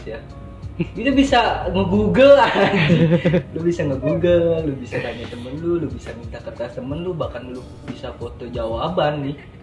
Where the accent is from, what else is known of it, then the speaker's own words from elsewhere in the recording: Jakarta, Indonesia; now in Bali, Indonesia; gue dari Jakarta sih sebenarnya cuman sekarang ini lagi tinggal di Bali